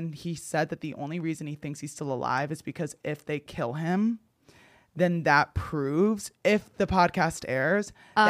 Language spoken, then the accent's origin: English; New Jersey, United States; So I don't want to say what town I grew up in New Jersey, but there was a reservoir in my town known for UFO sightings.